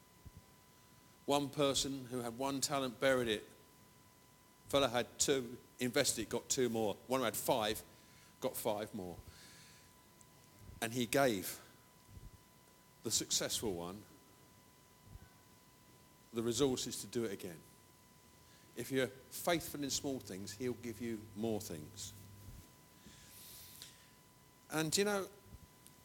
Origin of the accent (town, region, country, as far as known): England, United Kingdom